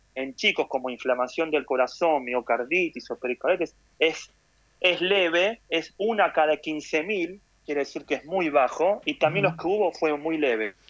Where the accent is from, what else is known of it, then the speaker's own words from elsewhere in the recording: Argentina; moved away as an adult; nací en Argentina, mm. nací en la UBA, jugué al rugby en Hebraica